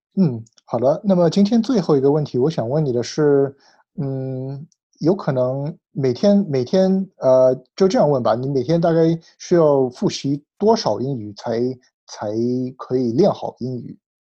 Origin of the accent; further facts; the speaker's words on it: United States; Chinese is a second language; 我小时候在美国长大，所以我，我说，我说中文有的时候也会一直有一些口音可以听出来